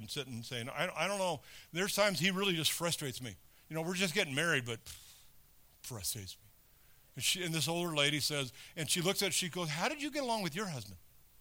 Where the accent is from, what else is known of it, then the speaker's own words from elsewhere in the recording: California, United States; moved away; I grew up in California